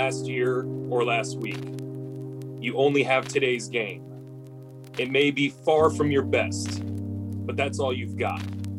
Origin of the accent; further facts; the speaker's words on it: United States; I'm American.